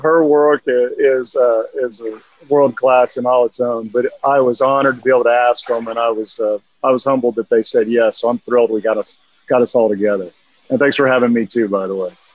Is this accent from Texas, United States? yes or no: yes; Austin, Texas, United States; Austin is my hometown